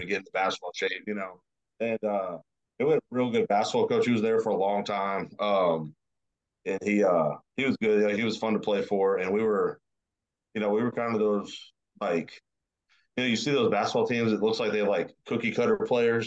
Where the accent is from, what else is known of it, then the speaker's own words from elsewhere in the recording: Lakeway, Texas, United States; moved away as an adult; also born or lived in Austin, Texas / Dallas-Fort Worth, Texas; now in Houston, United States; growing up there, that was normal to me